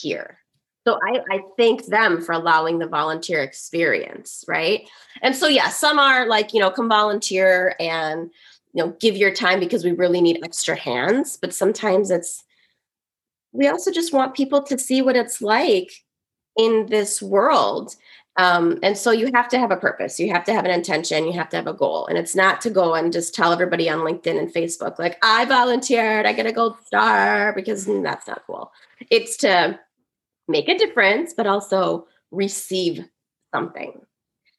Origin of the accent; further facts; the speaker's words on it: Woodbury, United States; I grew up in an affluent white suburb. There were not a lot of Caucasians. There are not a lot of kids that look like me in Woodbury